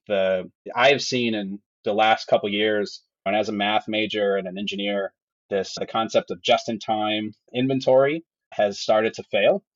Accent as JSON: {"language": "English", "town": "Madison", "region": "Wisconsin", "country": "United States", "tie": "born or raised there", "lives_now": "Milwaukee, United States", "said": "I actually grew up outside of Madison, Wisconsin"}